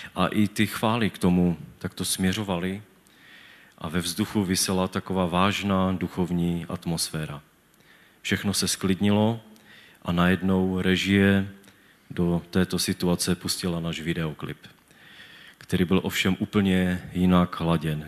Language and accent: Czech; Czechia; also born or lived in Havířov; jsem z Tědlicka